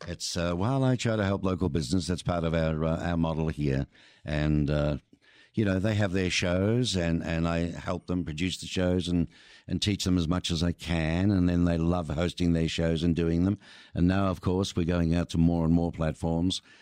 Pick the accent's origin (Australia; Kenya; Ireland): Australia; now in Tucson, United States; I'm from Australia, surrounded by beautiful oceans